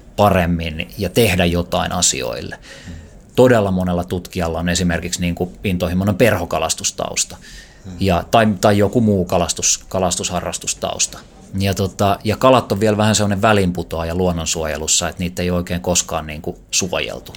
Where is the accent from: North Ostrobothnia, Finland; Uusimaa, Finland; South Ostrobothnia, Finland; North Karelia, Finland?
Uusimaa, Finland; Helsinki; kun mä oon ollut joku viisi tai kuusi-vuotias, niin faija osti mulle ensimmäisen umpikelan jonkun abumatikin, millä opeteltiin heittämään ja käytiin van, tuossa vanhan kaupungin koskella harjoittelemassa heittämistä.